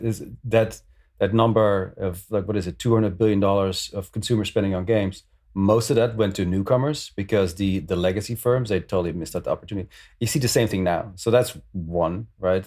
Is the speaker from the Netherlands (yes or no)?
yes; Netherlands; moved away as an adult; now in New York, United States; I'm originally from the Netherlands. I escaped twenty years ago